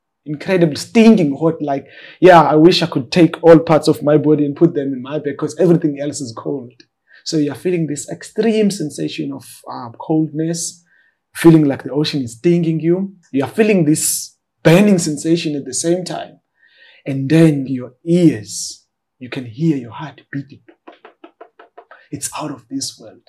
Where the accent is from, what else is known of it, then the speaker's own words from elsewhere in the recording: Cape Town, Western Cape, South Africa; after we moved from the Eastern Cape, we moved to Khayelitsha, a township in Cape Town. And that's where like I pursued my schooling while navigating the challenges of growing up in informal settlements